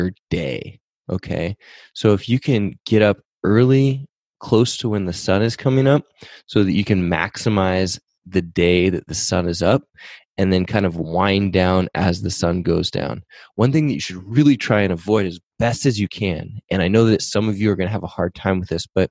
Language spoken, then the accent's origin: English; Pacific Northwest, United States; also born or lived in San Diego; I grew up in the Pacific Northwest